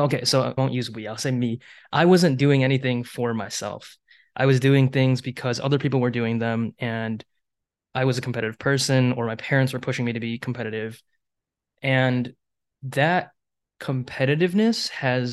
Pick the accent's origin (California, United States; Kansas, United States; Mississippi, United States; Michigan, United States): Michigan, United States; Troy; moved away as an adult; also born or lived in Taiwan; now in Seattle, United States; I was born here, and then I moved back to Taiwan for 6 months to a year. And then my mom took me over here, and we've been living in Troy basically all my life